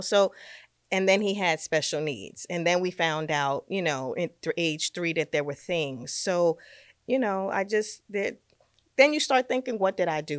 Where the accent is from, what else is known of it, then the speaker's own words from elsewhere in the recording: New York City, New York, United States; moved away as an adult; now in Westchester, United States; I'm a New Yorker. I'm a Brooklyn girl through and through